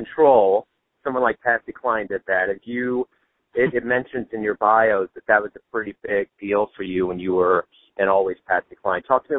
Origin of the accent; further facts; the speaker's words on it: Liberty, Missouri, United States; I grew up in Liberty